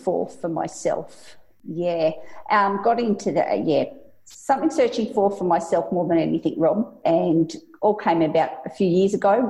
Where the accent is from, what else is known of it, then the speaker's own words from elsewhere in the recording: central Victoria, Australia; now in Sydney, Australia; Actually originated from central Victoria, but now living in Sydney and been here for 20 years.